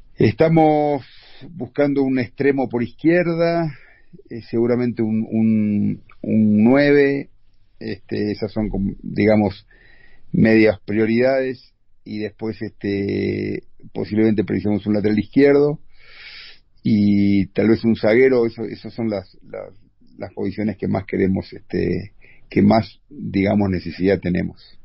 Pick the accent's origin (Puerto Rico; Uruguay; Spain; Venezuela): Uruguay; moved away as an adult; also born or lived in Qatar / Argentina / Brazil; now in Mexico; de el 2011 me fui de Uruguay